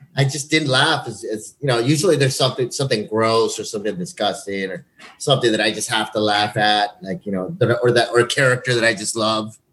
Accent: El Paso, Texas, United States; growing up in El Paso

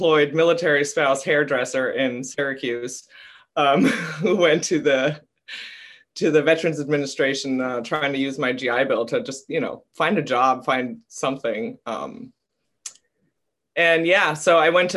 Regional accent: Germany; moved away as an adult; also born or lived in Tampa, Florida; now in United States; I was raised in Germany until I was 18 years old, came to the States

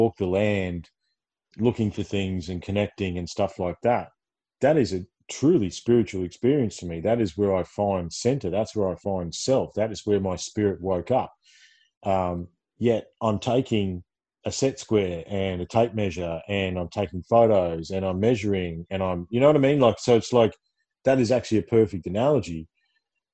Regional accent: Ballarat, Victoria, Australia; I hail from Ballarat

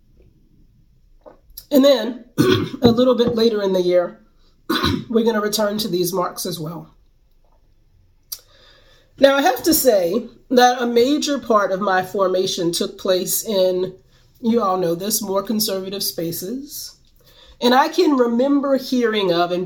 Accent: Greensboro, North Carolina, United States; my hometown of Greensboro, North Carolina

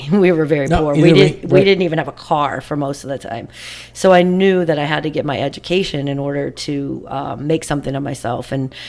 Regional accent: Bourbonnais, Illinois, United States; moved away; I grew up in Bourbonnais, and then went to Upper Grade Center, and then I went to Bishop McNamara for high school

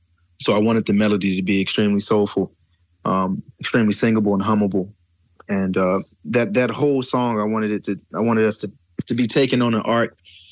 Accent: the South, United States; I grew up in the South, so I grew up around, I'm sorry about that. I grew up with a certain type of soul and blues

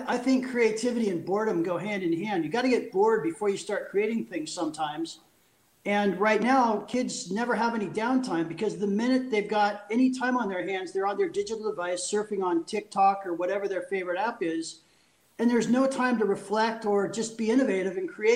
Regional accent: California, United States; moved away as an adult; also born or lived in Paris, France; now in Switzerland; I'm a Californian. So I'm a lifelong Californian, but I moved 14 years ago.

